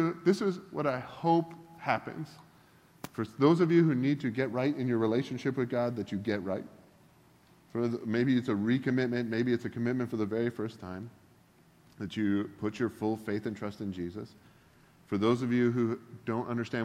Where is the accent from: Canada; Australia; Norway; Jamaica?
Canada; moved away as an adult; also born or lived in Georgia, United States; now in United States; I'm originally from Canada.